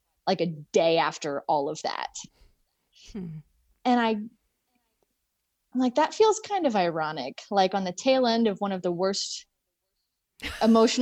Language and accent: English; Indiana, United States; I am from Indiana